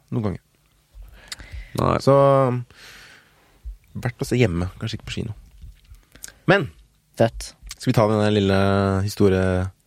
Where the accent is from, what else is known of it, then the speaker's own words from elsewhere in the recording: Norway; Jeg er norsk.